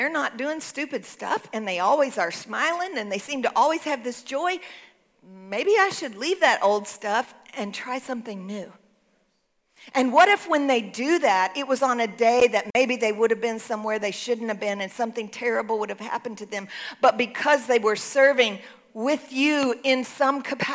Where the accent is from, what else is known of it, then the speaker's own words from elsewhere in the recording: Texas, United States; I'm a Texan